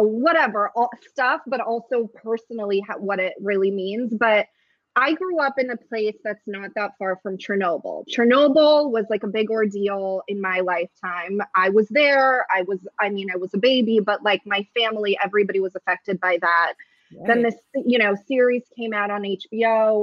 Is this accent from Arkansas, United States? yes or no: no; San Francisco, California, United States; first language Russian; English is a second language; moved away as an adult; also born or lived in Ukraine (USSR) / Los Angeles / London; now in New York City, United States; I immigrated as a little kid around 5-6 years old to San Francisco. They packed me in a suitcase, lost everything but me. And that was all very exciting for everyone. And yeah, I grew up in San Francisco in the Bay Area